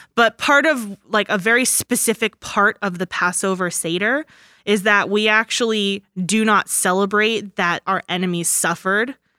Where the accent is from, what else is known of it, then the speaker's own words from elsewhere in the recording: United States; I'm an American